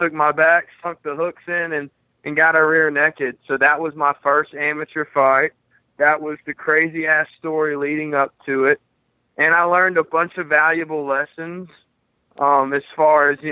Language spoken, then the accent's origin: English; Brunswick, Georgia, United States; also born or lived in St. Simons Island, Georgia; Brunswick, Georgia, my hometown